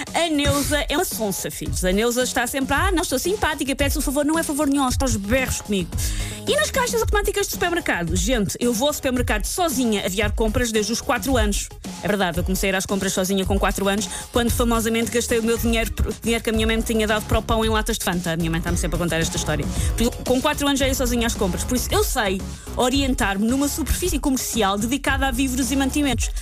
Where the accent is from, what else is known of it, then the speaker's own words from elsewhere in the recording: Portugal; como boa portuguesa